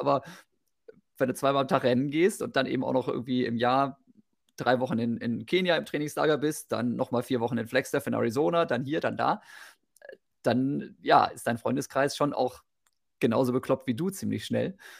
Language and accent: German; Osnabrück, Lower Saxony, Germany; moved away as an adult; also born or lived in Bochum-Wattenscheid; now in Mettmann, Germany; wohne mittlerweile in Mettmann, bin aufgewachsen in Osnabrück